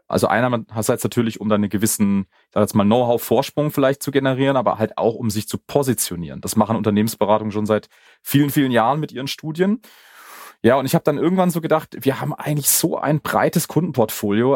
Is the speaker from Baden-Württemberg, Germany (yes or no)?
yes; Karlsruhe, Baden-Württemberg, Germany; now in Munich, Germany; ich komme gebürtig aus Karlsruhe